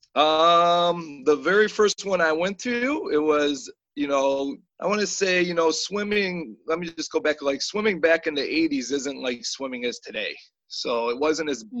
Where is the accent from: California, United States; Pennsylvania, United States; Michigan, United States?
Michigan, United States; Eastpointe; I grew up in East Detroit.